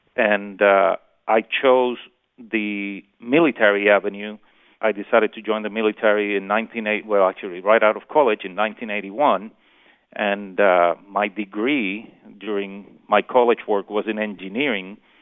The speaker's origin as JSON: {"language": "English", "country": "Puerto Rico", "tie": "born or raised there", "said": "born and raised in Puerto Rico"}